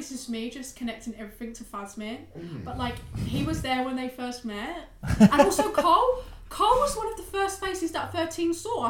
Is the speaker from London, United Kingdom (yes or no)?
yes; London, United Kingdom; also born or lived in Canterbury; I went to university in Canterbury and I'm from East London